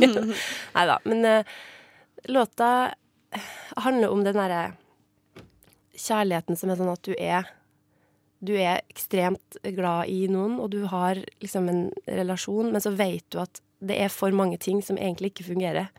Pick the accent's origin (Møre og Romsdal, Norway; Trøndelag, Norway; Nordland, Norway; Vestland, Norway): Trøndelag, Norway; Trondheim; moved away; Trondheim, da, der jeg kommer fra, sånn opprinnelig.